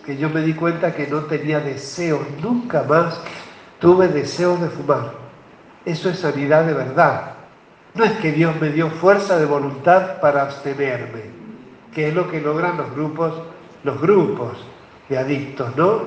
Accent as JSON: {"language": "Spanish", "town": "Albardón", "region": "San Juan", "country": "Argentina", "also_born_or_lived": "Buenos Aires", "moved": "yes", "said": "somos de familia de Bardón"}